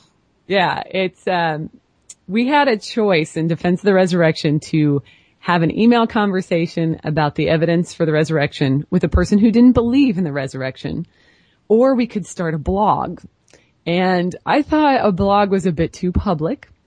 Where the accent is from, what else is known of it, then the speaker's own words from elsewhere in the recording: Portland, Oregon, United States; I'm from the Portland, Oregon area